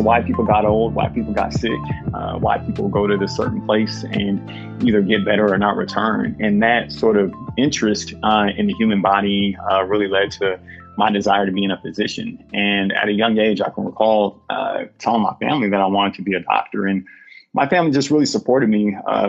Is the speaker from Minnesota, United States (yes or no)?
no; Portland, Oregon, United States; moved away as an adult; also born or lived in Columbus, Ohio; my hometown of Portland, Oregon